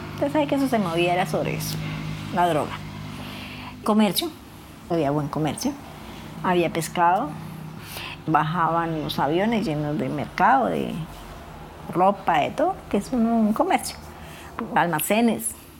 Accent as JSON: {"language": "Spanish", "town": "Monterrey", "region": "Casanare", "country": "Colombia", "tie": "born or raised there", "also_born_or_lived": "Mapiripán, Meta / Villavicencio, Meta / San Juan de Arama, Meta", "moved": "yes", "said": "Nací en Monterrey, Casanare"}